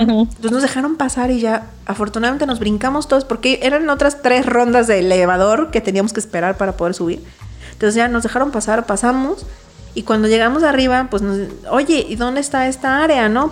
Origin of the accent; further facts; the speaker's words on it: Mexico; Como buen mexicano